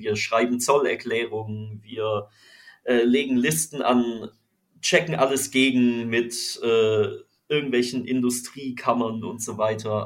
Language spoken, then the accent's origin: German; Freiburg, Baden-Württemberg, Germany; moved away as an adult; also born or lived in Düsseldorf / Cologne; now in Düsseldorf/Cologne, Germany; in meiner Heimatstadt Freiburg